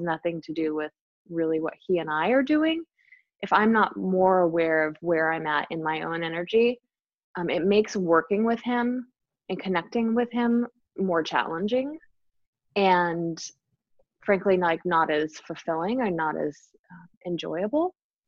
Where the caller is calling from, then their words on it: Enumclaw, Washington, United States; I am coming from Enumclaw, Washington.